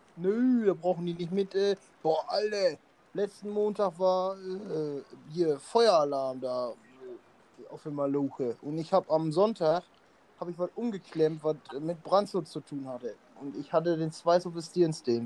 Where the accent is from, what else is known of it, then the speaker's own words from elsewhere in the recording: Emmerich, North Rhine-Westphalia, Germany; bei uns in Emmerich